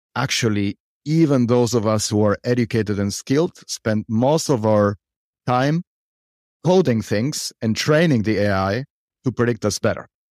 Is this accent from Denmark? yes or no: no; Argentina; I am from Argentina